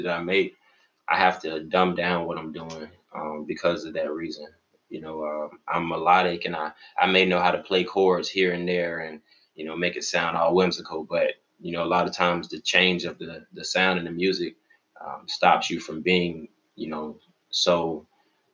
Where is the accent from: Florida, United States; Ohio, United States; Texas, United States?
Florida, United States; West Palm Beach; now in Tallahassee, United States; I'm from West Palm Beach. Shout out to 561, you know, That's where my parents stay and everything